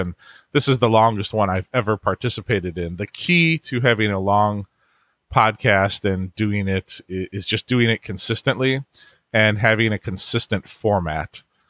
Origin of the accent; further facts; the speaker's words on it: Cleveland, Ohio, United States; I'm from Cleveland, Ohio, and I have a family